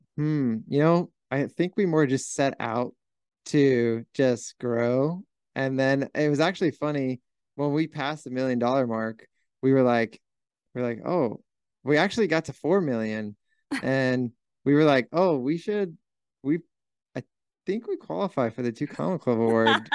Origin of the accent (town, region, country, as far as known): Huntington Beach, California, United States; born or raised there